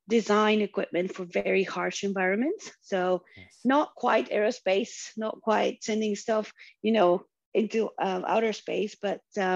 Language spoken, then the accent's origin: English; Colombia; moved away as an adult; also born or lived in Houston; I'm originally from Colombia in South America.